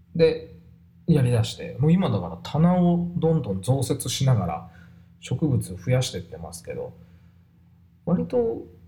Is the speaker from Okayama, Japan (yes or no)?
yes; Kurashiki, Okayama, Japan; 小島 っていうとこで生まれ育ちました